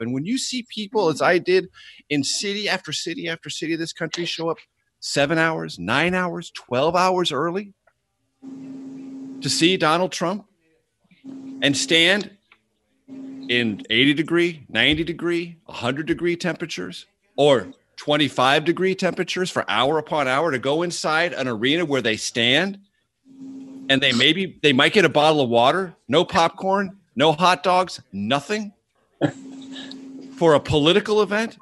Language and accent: English; San Diego, California, United States; My hometown is San Diego, which I love. Uh, I'm a Californian, not a Washingtonian, and I'm a San Diegan within California.